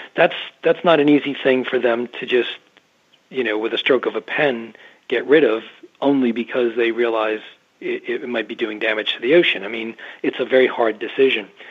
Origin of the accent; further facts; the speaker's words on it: Massachusetts, United States; moved away as an adult; now in Maine, United States; I grew up in Massachusetts uh, and I live on the coast of southern Maine now, not that far away from where I started